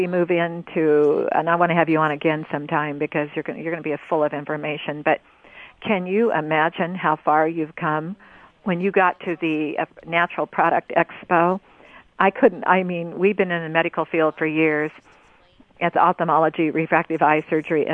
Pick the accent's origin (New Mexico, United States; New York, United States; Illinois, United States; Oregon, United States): Oregon, United States; I'm from Oregon here